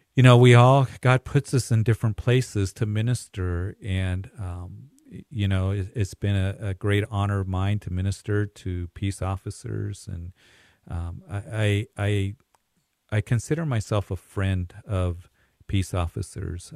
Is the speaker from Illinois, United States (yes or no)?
no; Kansas, United States; I grew up in Kansas